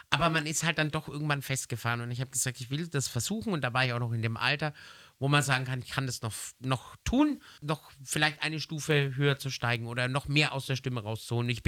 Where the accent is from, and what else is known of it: Nuremberg, Bavaria, Germany; born there